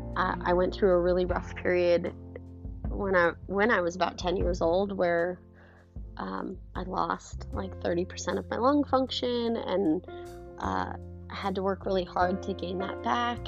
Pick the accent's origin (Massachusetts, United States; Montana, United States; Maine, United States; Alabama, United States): Montana, United States; moved away; I'm from Montana originally